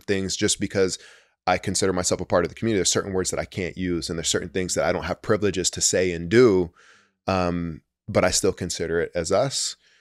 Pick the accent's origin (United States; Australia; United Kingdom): United States; Santa Cruz, California; also born or lived in Chicago; I grew up in Santa Cruz